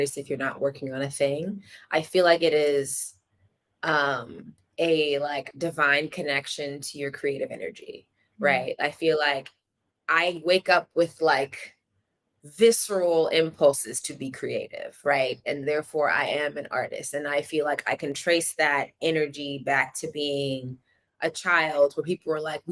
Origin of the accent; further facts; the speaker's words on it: Atlanta, Georgia, United States; also born or lived in Bay Area; now in New York, United States; I'm from Atlanta, Georgia